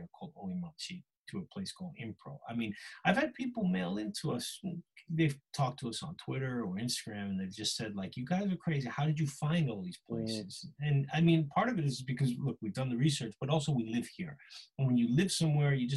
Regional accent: United States; now in Japan; Being American

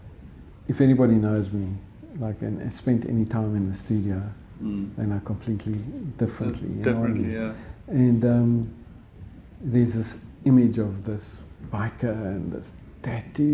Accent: Johannesburg, Gauteng, South Africa; I grew up there. I grew up in Mayfair, North

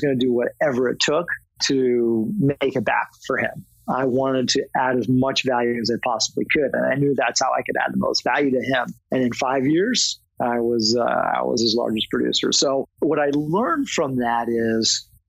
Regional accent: Tysons Corner, Virginia, United States; I grew up in Virginia, Northern Virginia

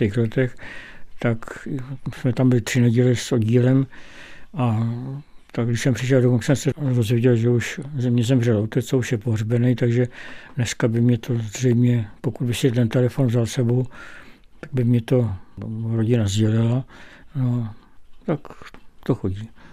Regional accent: Czechia; přestože jsem Čech, tak jsem měsíce života strávil na Slovensku

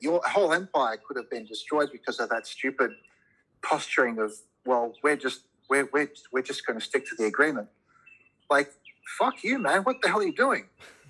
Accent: Australia; And I have to say, I am an Australian. This is my country. I don't believe in multiple citizenships.

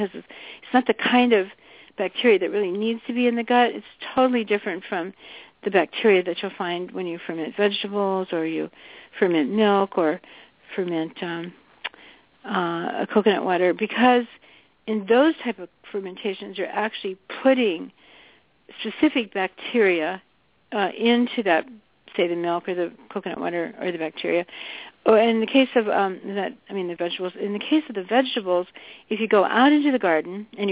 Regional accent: the South, United States; I grew up in the South and had a lot of fried chicken

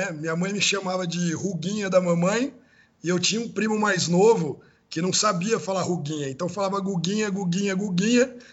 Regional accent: Americana, São Paulo, Brazil; eu sou do interior, né? Sou de Americana, aí de, do interior de São Paulo.

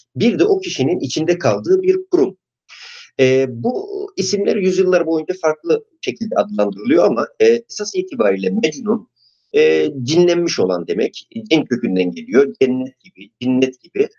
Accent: Artvin, Turkey; moved away; also born or lived in Istanbul; Artvin'de doğdum

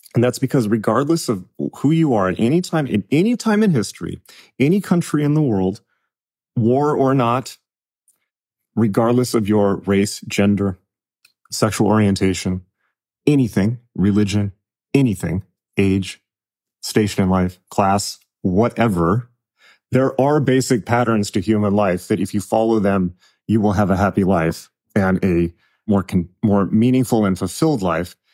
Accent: United States; I'm American

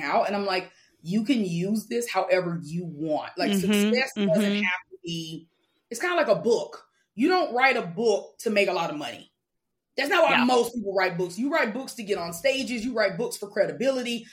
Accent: Mobile, Alabama, United States; I grew up in Mobile, the second largest city in the second poorest state in the country.

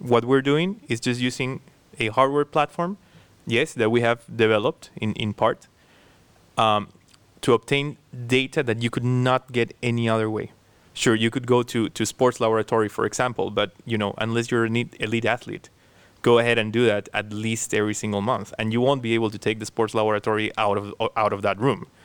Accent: Peru; moved away as an adult; now in Cambridge, United Kingdom; I was born and raised in Peru

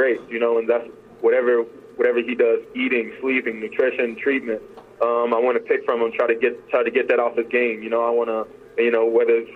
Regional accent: Nashville, Tennessee, United States; my hometown where I grew up, where I went to school

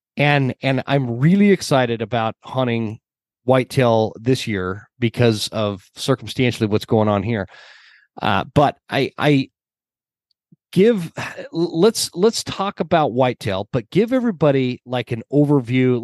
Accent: Utah, United States; I grew up in Utah

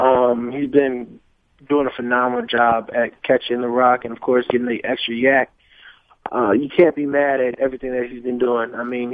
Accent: Chandler, Arizona, United States; also born or lived in Minnesota; I moved from Minnesota when I was like 7 or 8. And really grew up in Arizona.

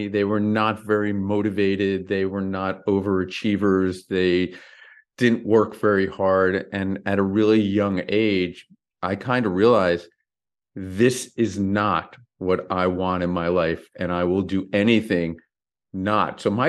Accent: Parsippany, New Jersey, United States; So I grew up in Parsippany, New Jersey, and I think my childhood totally formed the entrepreneur I am.

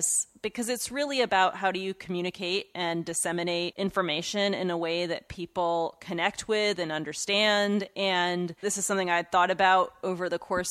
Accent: United States; I was born here in the United States to two immigrant parents.

